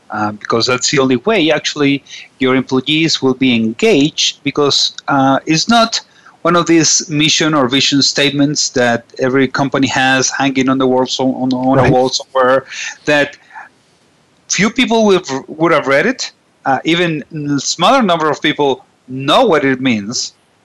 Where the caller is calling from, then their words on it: Venezuela; I'm calling from Venezuela